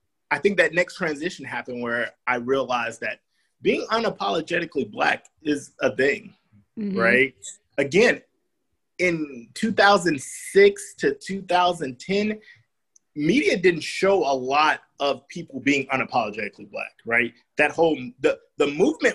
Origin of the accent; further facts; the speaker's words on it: the South, United States; I'm from the South